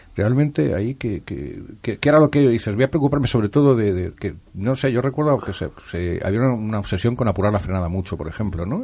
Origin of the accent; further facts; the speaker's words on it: Madrid, Community of Madrid, Spain; moved away; also born or lived in Barcelona; Yo también soy de Madrid, pero en este caso, esa época me tocó vivirla en Barcelona